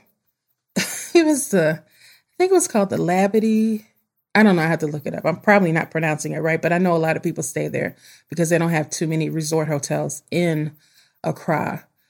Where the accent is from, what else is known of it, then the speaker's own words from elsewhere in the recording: United States; I'm an American girl, one hundred percent. I was born in this country, raised in this country, and we go back generations in this country